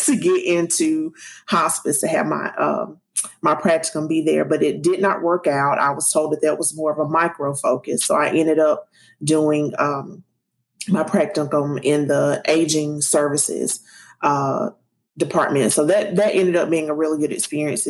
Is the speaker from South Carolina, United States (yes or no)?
yes; South Carolina, United States; I'm from South Carolina and mother, wife, all that good stuff.